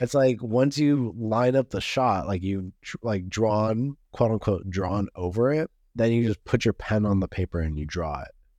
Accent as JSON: {"language": "English", "town": "Los Angeles", "region": "California", "country": "United States", "said": "me being Californian, L A, Californian"}